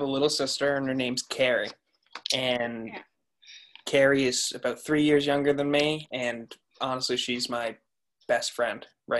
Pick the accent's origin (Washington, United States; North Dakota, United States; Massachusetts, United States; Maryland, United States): Massachusetts, United States; Andover; What's up, guys? … I'm 17. I'm from Andover, Massachusetts.